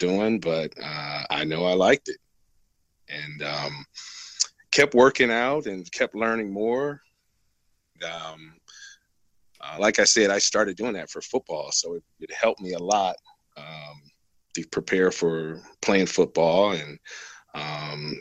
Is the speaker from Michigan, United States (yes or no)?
yes; Flint, Michigan, United States; moved away as an adult; now in Las Vegas, United States; I was born in Flint, Michigan, 1971. And I was born and raised there